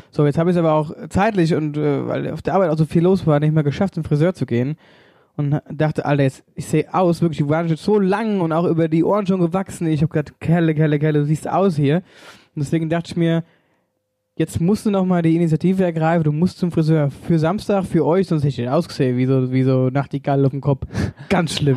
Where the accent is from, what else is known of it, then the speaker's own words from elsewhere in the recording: Wöllstadt, Hesse, Germany; bei uns in Wölstadt